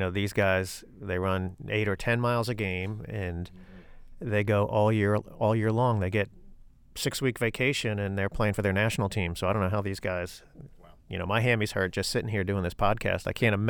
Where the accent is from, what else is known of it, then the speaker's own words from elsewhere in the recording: Ireland; being the Irishman, I was excited to see Shane Lowry win the Open Championship yesterday